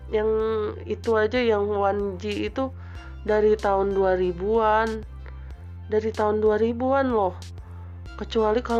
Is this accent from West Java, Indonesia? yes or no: yes; Bogor, West Java, Indonesia; now in Sukabumi, Indonesia; tempat saya besar dulu di Bogor ada botani terus ada BTM